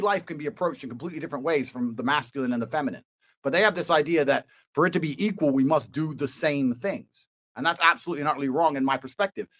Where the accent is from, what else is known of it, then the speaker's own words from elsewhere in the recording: Washington, District of Columbia, United States; moved away; So I was born here in DC.